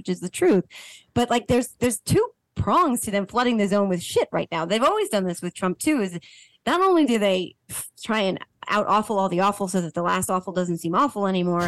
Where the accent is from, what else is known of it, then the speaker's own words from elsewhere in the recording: New Jersey, United States; I am from New Jersey and I am a mom